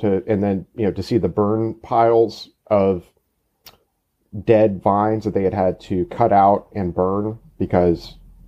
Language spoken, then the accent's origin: English; Austin, Texas, United States; now in Houston, United States; I am a native Texan. I grew up in Austin, and I've been living in Houston for the past 10 years.